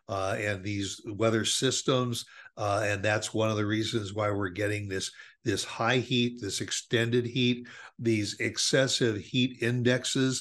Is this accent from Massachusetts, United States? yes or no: no; Chicago, Illinois, United States; now in Dallas, United States; we grew up in Chicago